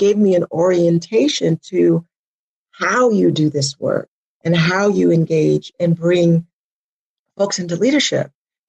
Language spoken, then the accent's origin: English; Denver, Colorado, United States; moved away as an adult; now in Oakland, United States; I'm originally from Denver, like I said, but I moved out to the Bay Area in the late 80s.